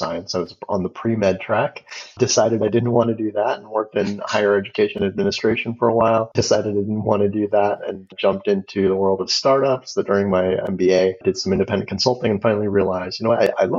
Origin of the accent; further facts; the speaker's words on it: Los Angeles, California, United States; now in Seattle, United States; I grew up in Los Angeles